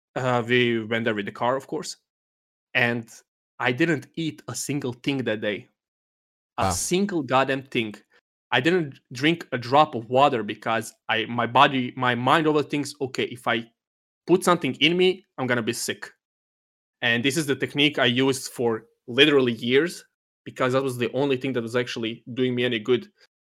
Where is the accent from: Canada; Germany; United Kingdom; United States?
Germany; from Germany.